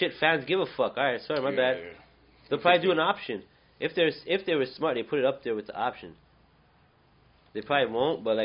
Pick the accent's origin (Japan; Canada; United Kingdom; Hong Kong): Canada; I'm a Canadian.